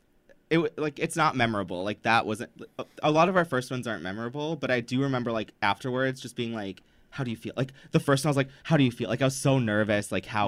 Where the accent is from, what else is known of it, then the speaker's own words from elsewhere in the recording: Midwest, United States; we're both from the Midwest.